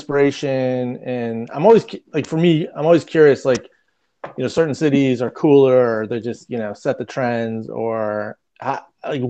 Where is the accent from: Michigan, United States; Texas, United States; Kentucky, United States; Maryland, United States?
Michigan, United States; Detroit; growing up in Detroit around the auto industry